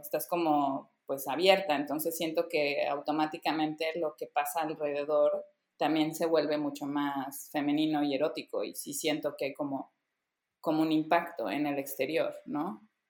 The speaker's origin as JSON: {"language": "Spanish", "region": "Veracruz", "country": "Mexico", "tie": "born or raised there", "said": "yo crecí en provincia, yo crecí en Veracruz"}